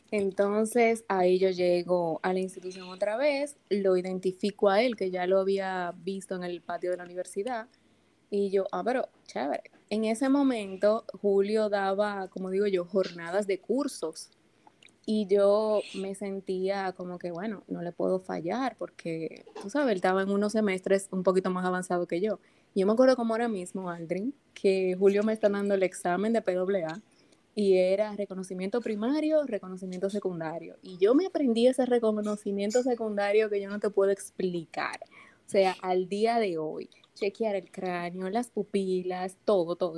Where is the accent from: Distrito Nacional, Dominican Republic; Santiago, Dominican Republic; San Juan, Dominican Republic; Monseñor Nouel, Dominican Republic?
Distrito Nacional, Dominican Republic; Santo Domingo; Yo soy, como digo, dominicanita de pura cepa. Yo nací aquí en la ciudad de Santo Domingo, eh, un martes santo, dice mi mamá